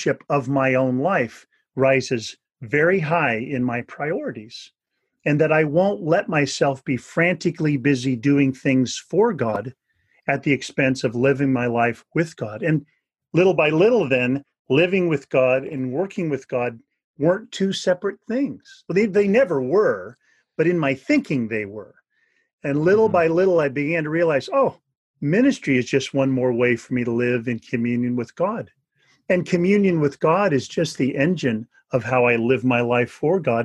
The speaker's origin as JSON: {"language": "English", "region": "Northern California", "country": "United States", "tie": "born or raised there", "said": "I grew up in Northern California"}